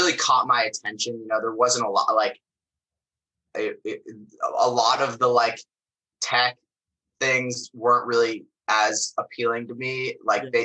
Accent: Phoenix, Arizona, United States; moved away as an adult; also born or lived in Bay Area, California; now in Los Angeles, United States; I'm originally from Phoenix, Arizona

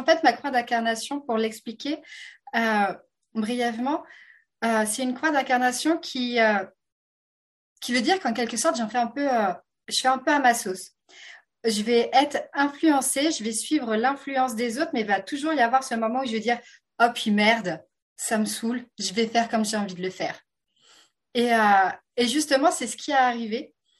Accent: France; accent: French (France); à mon accent, vous vous rendez compte que je suis française de France

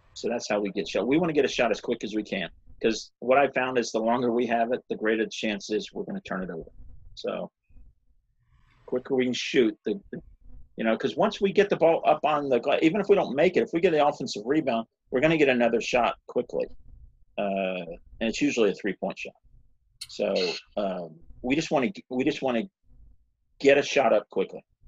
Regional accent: South Carolina, United States; I grew up in South Carolina

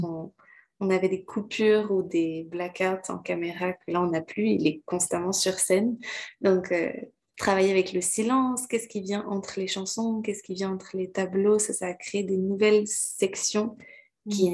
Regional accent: Quebec, Canada; also born or lived in France / Martinique (ancestry); Je suis née en France et j'ai passé la plupart de ma vie au Québec. J'ai vraiment grandi au Québec.

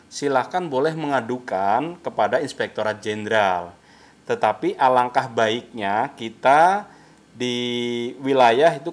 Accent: Cilacap, Central Java, Indonesia; Pas saya aliyah di Jombang, Jawa Timur tiga tahun, oh. 9 396. Kalau asli dari Maus Cilacap, Jawa

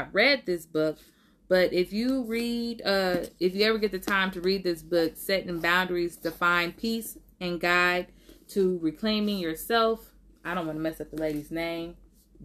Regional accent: Oakland, California, United States; I was born and raised in Oakland

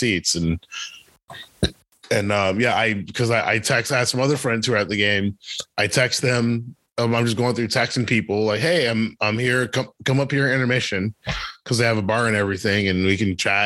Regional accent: Detroit, Michigan, United States; because I'm from Detroit

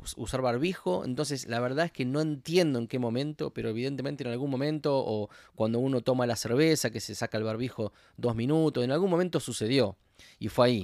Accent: Argentina; now in Los Angeles, United States; yo soy argentino

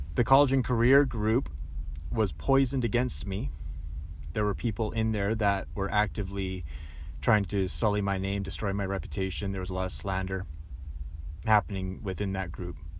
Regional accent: Langley, British Columbia, Canada; also born or lived in Aldergrove; I went back to Langley, went back to my hometown

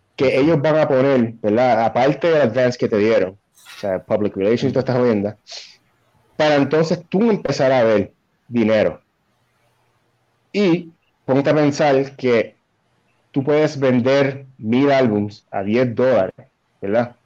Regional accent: Puerto Rico

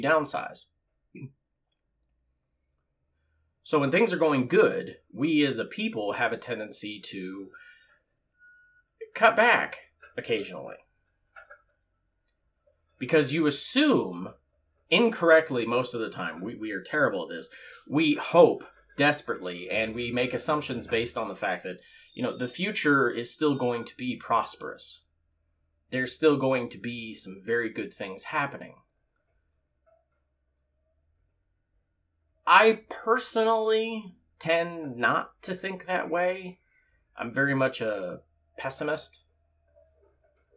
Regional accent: California, United States; also born or lived in Moreno Valley, California; I was born and raised in California

